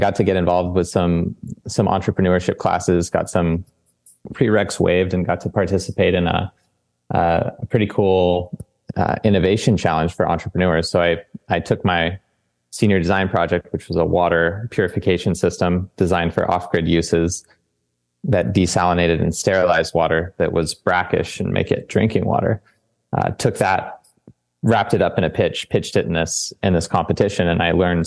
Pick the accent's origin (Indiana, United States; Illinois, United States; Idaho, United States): Idaho, United States; Boise; moved away as an adult; also born or lived in San Diego, California; now in Southern California, United States; I grew up in Boise, Idaho